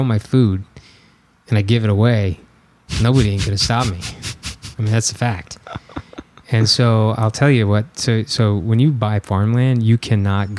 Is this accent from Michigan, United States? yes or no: no; Bloomington, Illinois, United States; also born or lived in Peoria, Illinois; I was born in Peoria, Illinois, and I was raised in Bloomington